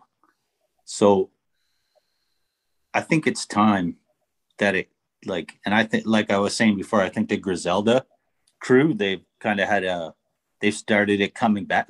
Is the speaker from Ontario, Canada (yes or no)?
yes; Chatham, Ontario, Canada; where I grew up, I was born in Chatham, Ontario. So like the southern part of Ontario